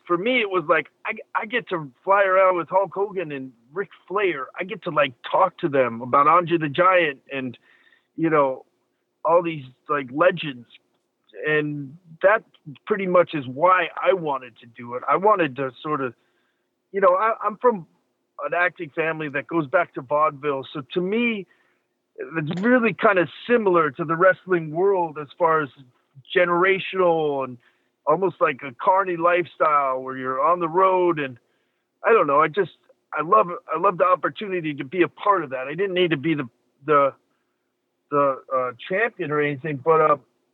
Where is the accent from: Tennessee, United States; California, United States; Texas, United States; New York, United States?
California, United States; Los Angeles; I grew up in Hollywood